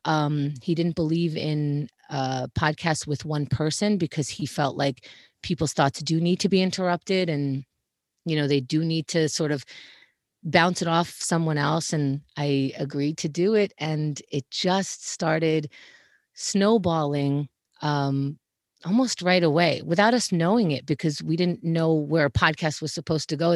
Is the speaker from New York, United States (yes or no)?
yes; New York City, New York, United States; also born or lived in Israel; I was born in Israel, and I moved to Queens, New York when I was four, so I was raised here.